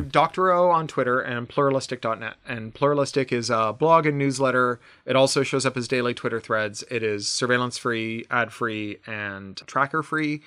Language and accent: English; Canada; now in Burbank, United States; I'm Canadian